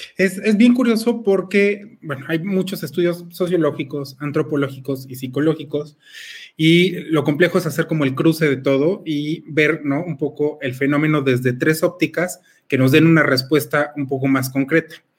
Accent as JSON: {"language": "Spanish", "country": "Mexico", "said": "tenemos nosotros como mexicanos este sincretismo"}